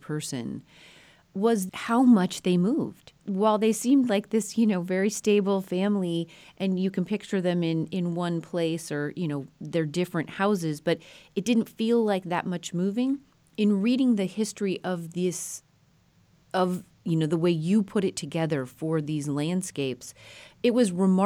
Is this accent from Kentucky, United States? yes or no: no; Colorado, United States; a girl growing up in Colorado